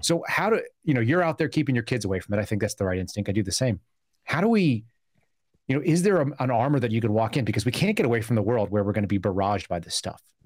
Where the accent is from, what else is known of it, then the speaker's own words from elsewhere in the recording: Bay Area, California, United States; also born or lived in Burbank; I actually also grew up in the Bay Area